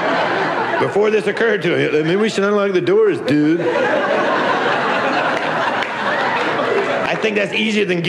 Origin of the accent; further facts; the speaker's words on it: Georgia, United States; moved away as an adult; now in Los Angeles, United States; I was born and raised in Georgia